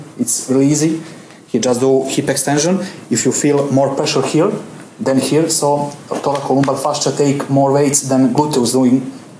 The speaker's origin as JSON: {"language": "English", "country": "Montenegro", "moved": "yes", "said": "I'm also from Europe, Montenegro. It's, maybe you don't know, it's a really small country."}